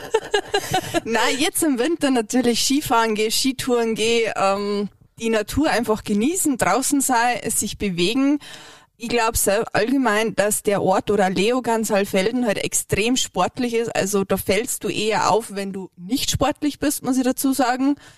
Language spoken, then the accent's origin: German; Bavaria, Germany; now in Leogang, Austria; ich bin kein Deutscher, ich bin Bayern